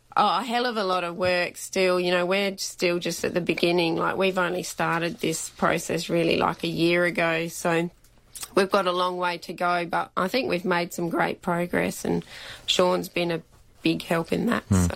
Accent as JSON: {"language": "English", "area": "Belair National Park", "region": "South Australia", "country": "Australia", "tie": "born or raised there", "said": "I grew up around Belair National Park and stuff, and used to enter that all the time."}